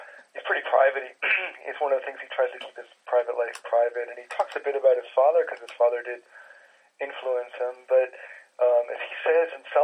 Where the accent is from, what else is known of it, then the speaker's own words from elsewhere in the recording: United States; now in Germany; I'm an American who's lived half my life in Germany